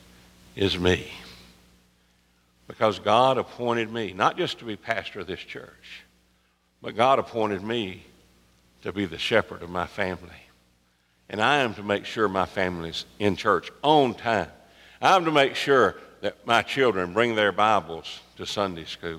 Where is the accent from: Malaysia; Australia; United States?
United States; Pelham, Alabama; we're from Pelham.